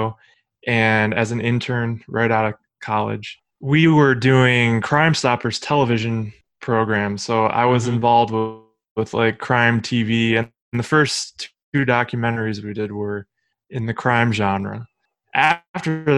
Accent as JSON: {"language": "English", "town": "Cleveland", "region": "Ohio", "country": "United States", "tie": "born or raised there", "said": "I'm from Cleveland, Ohio, born and raised here"}